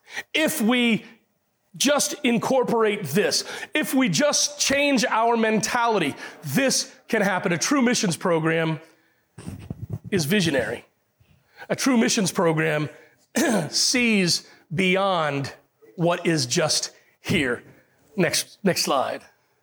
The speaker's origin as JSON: {"language": "English", "country": "Puerto Rico", "tie": "born there", "said": "Now, if you talk to, I was born in Puerto Rico."}